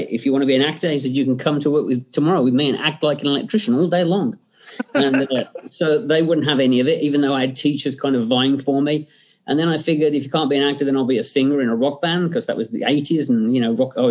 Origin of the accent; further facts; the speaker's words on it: England, United Kingdom; growing up in England, um, you know, my my uh, parents' way of kind of keeping me in line was, you know, do I get to watch the Hammer horror film on a Friday night?